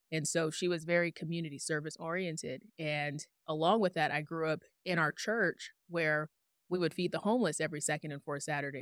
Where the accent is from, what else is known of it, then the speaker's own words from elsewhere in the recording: Tucson, Arizona, United States; moved away as an adult; also born or lived in Phoenix, Arizona; I'm born and raised in Tucson, Arizona